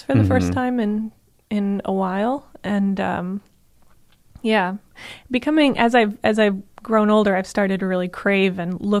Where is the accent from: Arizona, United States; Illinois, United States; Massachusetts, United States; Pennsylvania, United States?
Arizona, United States; Tucson; accent: non-regional; moved away as an adult; also born or lived in Charlotte, North Carolina / Tempe, Arizona; I was born in Tucson, and I lived the first 7 years there. And then my dad, who worked at IBM, went from Tucson to Charlotte. We all went to North Carolina. We were there for 7 years and then back to Tucson